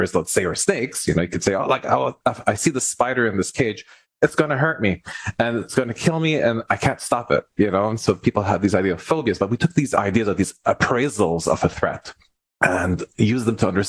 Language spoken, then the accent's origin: English; Lebanon; also born or lived in Montreal, Canada; now in Ottawa, Canada; I'm originally from the Middle East in Lebanon. I was born there.